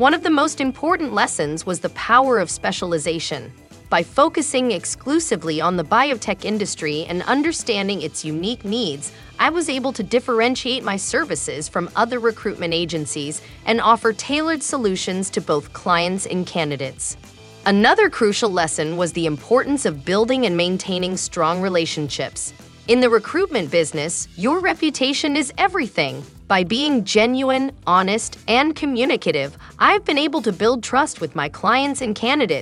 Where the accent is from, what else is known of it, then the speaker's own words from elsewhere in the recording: India; moved away as an adult; now in Southern California, United States; I moved to the US from India